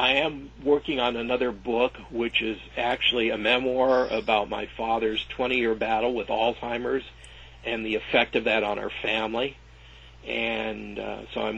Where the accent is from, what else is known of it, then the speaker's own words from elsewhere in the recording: Covina, California, United States; both Finch and I grew up in Covina